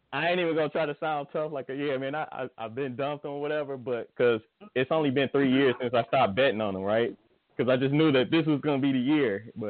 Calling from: Michigan, United States; I'm calling from Michigan.

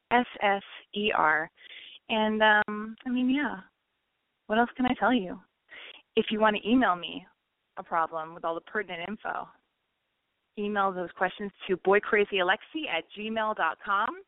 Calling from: Oahu, Hawaii, United States; I'm calling from Oahu, Hawaii, and I'm 23 years old.

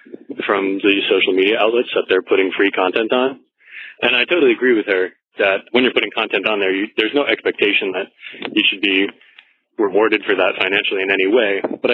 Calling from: Senegal; I'm calling from Senegal, West Africa. I'm currently serving in the Peace Corps.

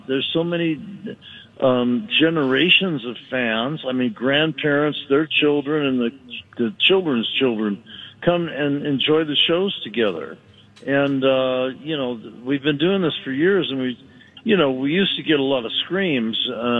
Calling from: Chautauqua, New York, United States; I'm calling in from the Upper New York State, a place called Chautauqua. It's a beautiful little lake, and there's a big amphitheater here.

